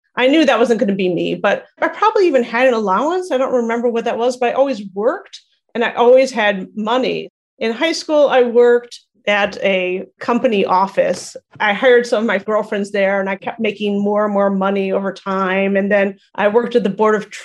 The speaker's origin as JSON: {"language": "English", "town": "Chicago", "region": "Illinois", "country": "United States", "tie": "born or raised there", "also_born_or_lived": "Great Neck, New York / Highland Park, Illinois / New York", "moved": "as an adult", "lives_now": "Menlo Park, United States", "said": "I grew up in Chicago and I lived in New York for 12 years"}